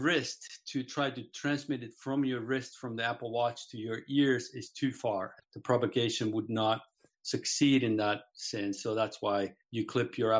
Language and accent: English; Finland; now in Solana Beach, United States; I'm originally from Finland, sort of a transplant from Finland